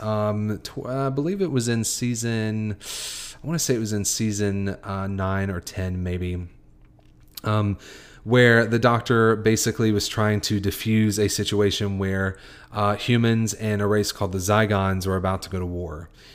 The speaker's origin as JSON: {"language": "English", "country": "United States", "said": "I am Caucasian American. I, am a white American"}